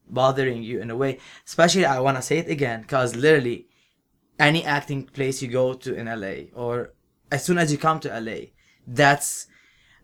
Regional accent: Lebanon; moved away as an adult; I am from Lebanon

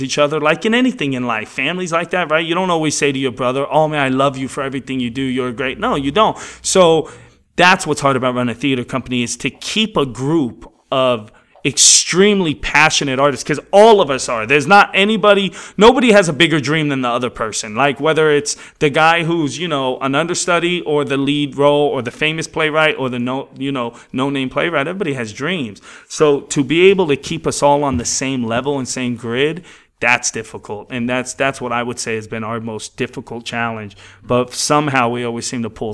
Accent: New York City, New York, United States; now in Los Angeles, United States; I grew up in New York

